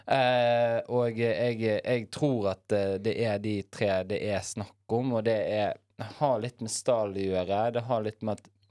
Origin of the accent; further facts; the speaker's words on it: Bergen, Vestland, Norway; jeg er jo bergenser